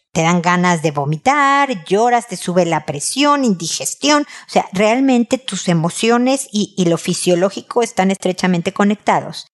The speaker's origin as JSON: {"language": "Spanish", "region": "Mexico City", "country": "Mexico", "also_born_or_lived": "United States", "moved": "yes", "lives_now": "Santiago, Chile", "said": "Yo soy de Ciudad de México donde tiemblan y me vine a vivir a Santiago de Chile donde tiembla."}